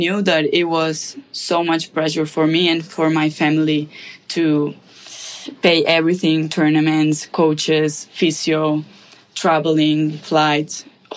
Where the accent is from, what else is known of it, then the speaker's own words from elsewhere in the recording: Spain; moved away as an adult; now in United States; I'm from Spain, from a little town. It's like 3,000 something people living there